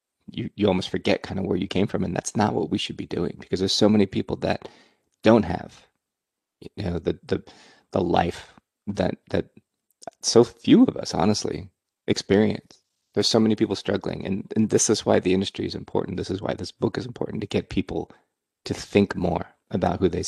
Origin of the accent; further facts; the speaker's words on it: Silicon Valley, California, United States; also born or lived in Burlingame, California; I grew up in Silicon Valley